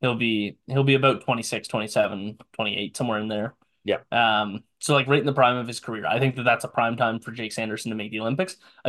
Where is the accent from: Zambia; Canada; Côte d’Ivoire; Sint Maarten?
Canada; That hurts to say as a Canadian